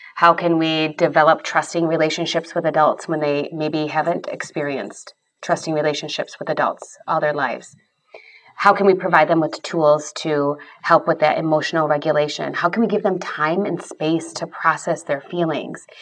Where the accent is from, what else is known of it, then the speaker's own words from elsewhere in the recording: Grand Rapids, Michigan, United States; I grew up in the Grand Rapids, Michigan area